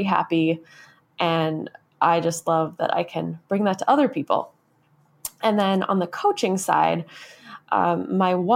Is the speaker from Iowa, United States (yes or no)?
no; Minnesota, United States; I grew up in the Midwest. I live in Minnesota. This is where I grew up.